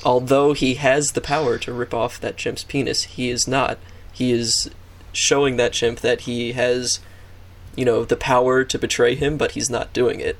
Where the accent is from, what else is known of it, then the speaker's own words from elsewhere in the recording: United States; I'm an American